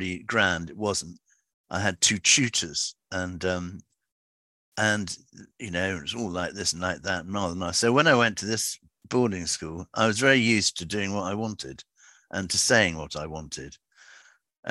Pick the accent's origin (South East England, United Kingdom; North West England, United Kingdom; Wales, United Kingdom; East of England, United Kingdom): South East England, United Kingdom; Gerrards Cross; also born or lived in London / Somerset; now in Wincanton, United Kingdom; they moved to a place called Gerrard's Cross in Buckinghamshire. And in fact, my grandfather had been there for years, so I was brought up there